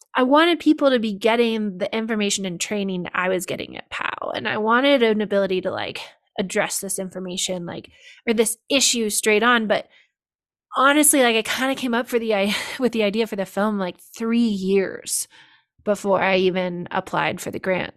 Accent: Olympic Valley, California, United States; also born or lived in Paris, France; I grew up here in Tahoe and Olympic Valley

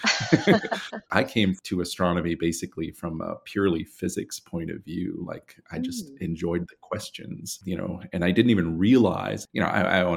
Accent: California, United States; moved away as an adult; also born or lived in India / Arizona / Cape Town, South Africa; now in Edinburgh, United Kingdom; I was born in California and grew up mostly in the US, a couple of years in India, which is where my family's from originally

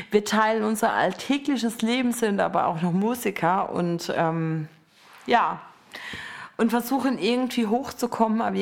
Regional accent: Strümpfelbrunn, Baden-Württemberg, Germany; Ich komme aus Strümpfelstrumpf, also Strümpfelbrunn, und Ben kommt aus Eberbach.

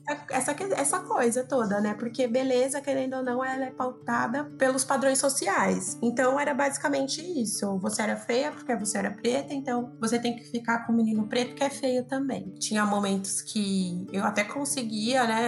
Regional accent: São Paulo, Brazil; nasci na periferia, né, de São Paulo, um bairro chamado Americanópolis, fica aqui próximo ao Jabaquara.

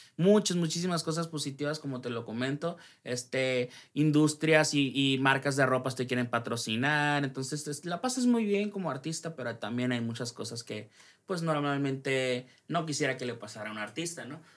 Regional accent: Ciudad Obregón, Sonora, Mexico; soy de Ciudad Obregón, Sonora

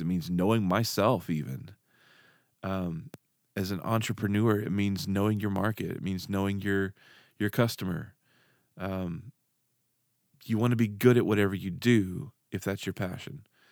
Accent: Dardanelle, Arkansas, United States; I grew up in Arkansas. Moved kinda all over the state, um, and then finally settled in a place card, called, uh, Dardanelle, Arkansas

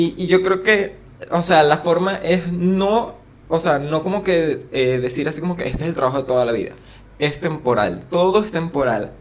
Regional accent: Venezuela; now in Argentina; soy venezolano

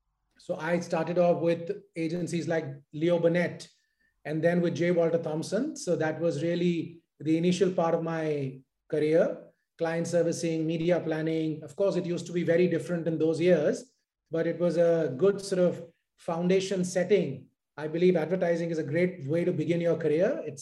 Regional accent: Mumbai, Maharashtra, India; also born or lived in New Delhi; I'm based in Mumbai. I was born in Delhi, in New Delhi, but I was told I was about 40 days old when my parents got me to Bombay. So I've ever since been in this city and, you know, grew up in a North Indian household.

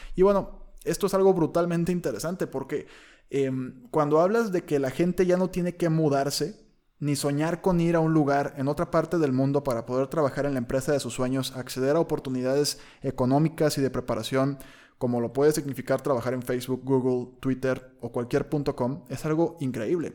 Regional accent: Colima, Mexico; yo soy de Colima, que es un rancho

